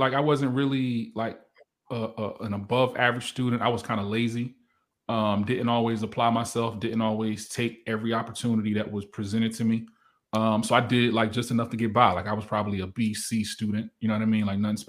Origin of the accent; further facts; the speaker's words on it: Virginia, United States; I'm from Virginia.